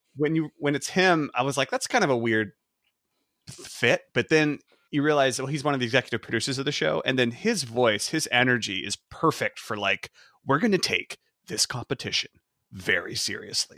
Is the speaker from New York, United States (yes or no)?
no; North Carolina, United States; now in Reno, United States; originally from North Carolina